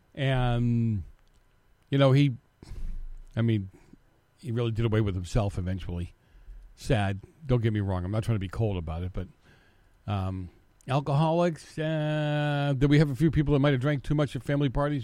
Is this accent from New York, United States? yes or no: no; Massachusetts, United States; moved away; my home state, Massachusetts